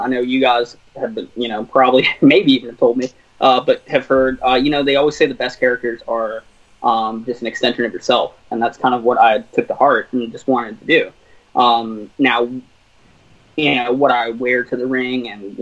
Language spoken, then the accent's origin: English; Virginia, United States; We're both from Virginia.